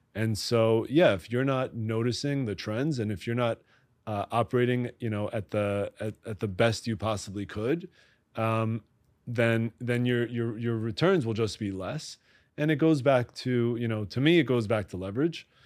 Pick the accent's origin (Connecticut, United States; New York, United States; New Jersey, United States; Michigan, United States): New York, United States; Great Neck; I grew up in Great Neck, Long Island, which is just outside the city